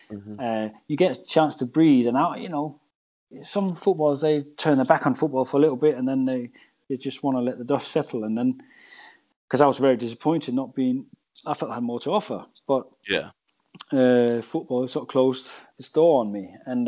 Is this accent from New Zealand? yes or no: no; England, United Kingdom; and I say we as English, we love to hammer ourselves